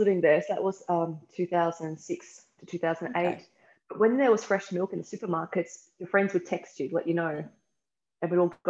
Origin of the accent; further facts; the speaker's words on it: Brisbane, Queensland, Australia; moved away as an adult; now in Brisbane, Australia; So I grew up in Brisbane, and then I went overseas in 99 for 2 years.